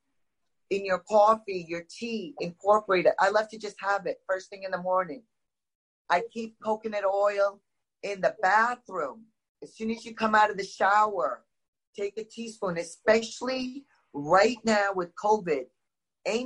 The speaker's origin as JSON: {"language": "English", "country": "India", "moved": "yes", "said": "I'm originally from India"}